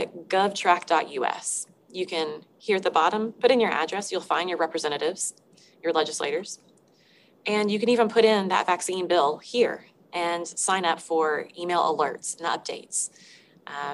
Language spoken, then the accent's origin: English; Arkansas, United States; I'm from Arkansas